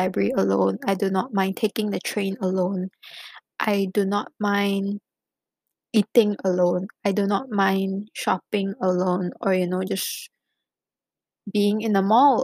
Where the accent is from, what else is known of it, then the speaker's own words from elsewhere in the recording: Malaysia; moved away as an adult; now in China; growing up in Malaysia